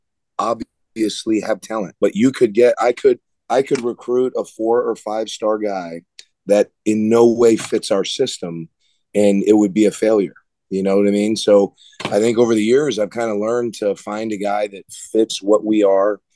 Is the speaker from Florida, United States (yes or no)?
yes; South Florida, United States; moved away as an adult; growing up in South Florida